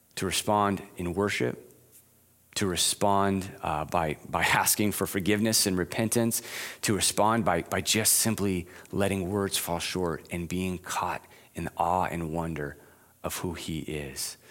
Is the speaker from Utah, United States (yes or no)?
no; Arizona, United States; moved away; growing up in Arizona